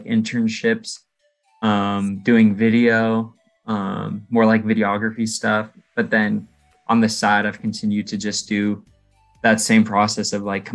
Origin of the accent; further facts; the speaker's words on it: Seattle, Washington, United States; moved away as an adult; now in Southern California, United States; I grew up in Seattle.